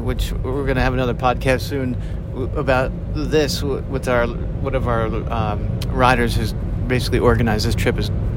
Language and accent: English; United States; I'm from America